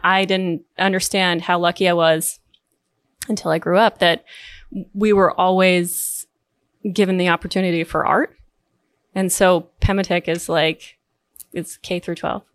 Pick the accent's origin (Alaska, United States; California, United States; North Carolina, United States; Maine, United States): Maine, United States; Southwest Harbor; I grew up in Southwest Harbor, Maine